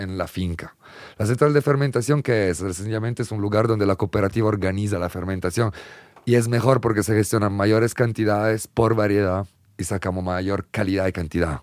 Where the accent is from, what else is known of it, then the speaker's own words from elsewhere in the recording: Italy; moved away; en Italia, en mi país